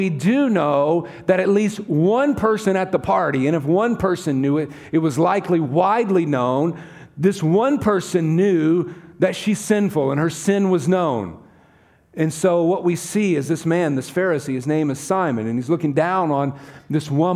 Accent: the South, United States; accent: southern; now in California, United States; I come from the southern part of the United States

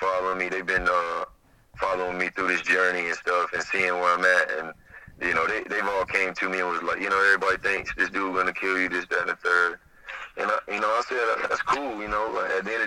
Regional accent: Smithfield, North Carolina, United States; I'm from Smithfield, you know, North Carolina, Joko, you know, full of rednecks

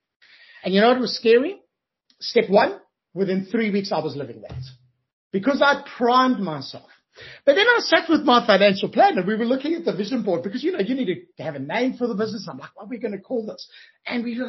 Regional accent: Johannesburg, Gauteng, South Africa; moved away as an adult; now in Australia; I'm originally from Johannesburg, South Africa

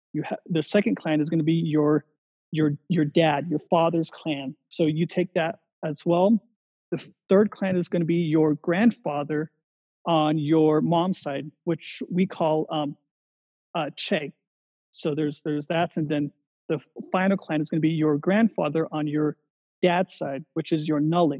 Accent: United States; moved away; what I grew up with and like what I actually still kind of live in today's society, although I'm outside of the Navajo Nation

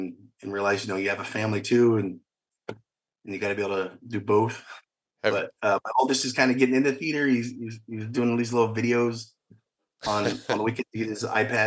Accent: Fredericksburg, Texas, United States; also born or lived in Blanco, Texas; I grew up in a small town of Blanco and Fredericksburg

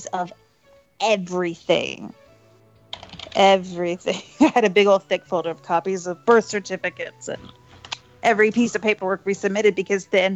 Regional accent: Florida, United States; also born or lived in Boston; I was born in Florida

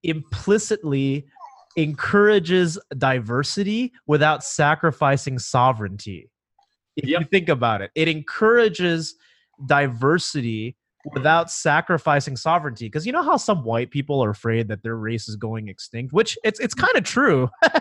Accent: United States; But my Chinese heritage for sure. But dude, I'm going to vote conservative. I'm an American, you know, first and foremost.

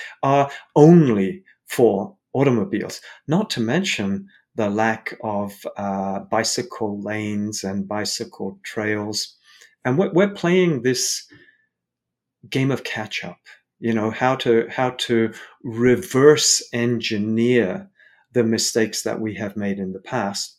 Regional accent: London, United Kingdom; I grew up in London, I have a lot of family in Poland

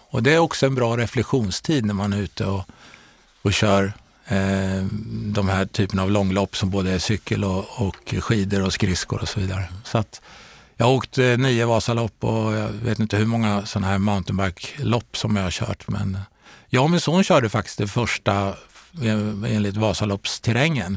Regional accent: Örebro, Örebro County, Sweden; moved away; also born or lived in Stockholm / Karlstad / Ljungsbro; jag är faktiskt född i Stockholm, uppväxt i eh, Örebro

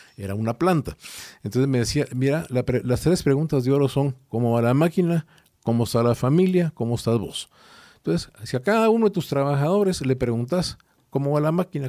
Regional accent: Guatemala; yo soy de Guatemala

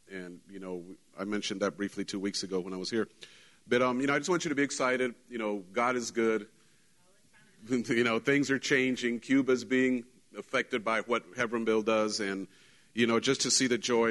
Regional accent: Mexico; moved away; I wasn't raised in Texas, I was raised in Mexico, and Mexico has a different culture, even though we're Mexicans

